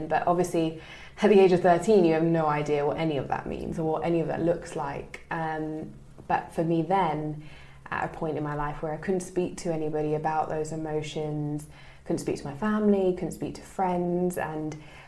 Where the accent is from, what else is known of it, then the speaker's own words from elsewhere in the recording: London, United Kingdom; I'm originally from East London, born and bred